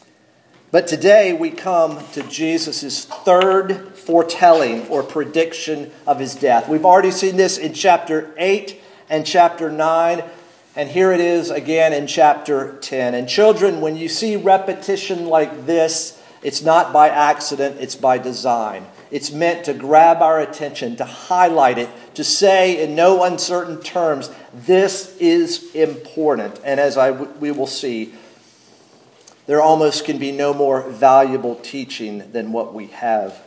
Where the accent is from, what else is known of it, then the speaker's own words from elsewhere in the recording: North Carolina, United States; moved away; I grew up in North Carolina